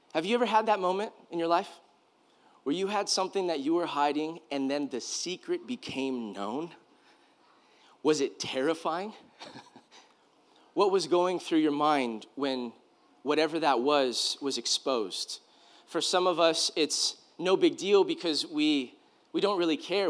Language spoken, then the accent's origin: English; California, United States; I grew up in California